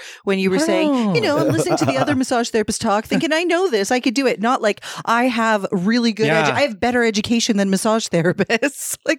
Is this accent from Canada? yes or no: yes; Scarborough, Ontario, Canada; I grew up in South Scarborough, and in 1989, I was five.